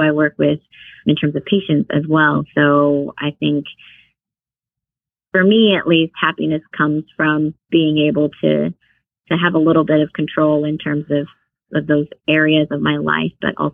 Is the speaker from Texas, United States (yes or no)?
yes; Houston, Texas, United States; I grew up in Houston, but my parents are originally from Vietnam